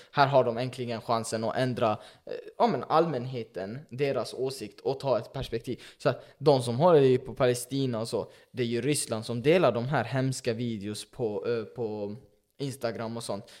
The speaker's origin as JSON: {"language": "Swedish", "country": "Sweden", "tie": "born or raised there", "said": "nu lever jag i Sverige som invandrare, som flykting, kom mm. hit när jag var fyra"}